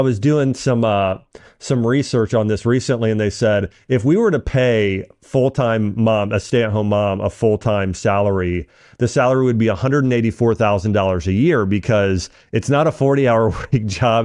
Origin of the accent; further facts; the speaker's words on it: Dayton, Ohio, United States; I grew up in Dayton